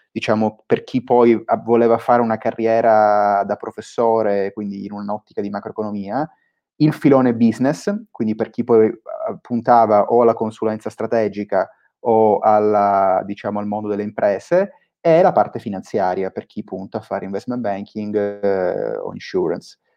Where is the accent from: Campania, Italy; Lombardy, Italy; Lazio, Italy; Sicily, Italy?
Sicily, Italy; Palermo; moved away as an adult; io sono nato a Palermo 28, 28 anni fa, quindi ancora, diciamo, ancora, mi tengo nella fascia dei giovani per, per, per, per qualche anno. Um, ho fatto studi, studi, classici, poi a 18 anni eh, mi sono trasferito a Milano